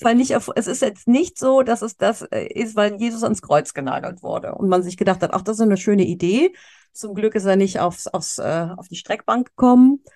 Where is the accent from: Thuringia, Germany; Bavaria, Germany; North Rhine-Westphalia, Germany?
North Rhine-Westphalia, Germany; Cologne; moved away as an adult; ich komme aus Köln, ja, ich ja. bin hier geboren, auch wenn ich mhm. auch jahrelang im Ausland gelebt habe